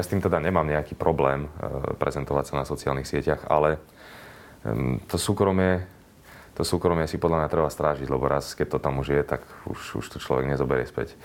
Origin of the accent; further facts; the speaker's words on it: western Slovakia, Slovakia; ja som zo západu